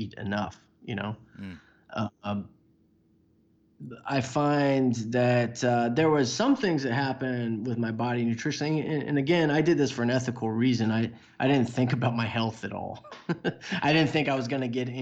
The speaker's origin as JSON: {"language": "English", "town": "Houston", "region": "Texas", "country": "United States", "tie": "born or raised there", "said": "I grew up in Houston"}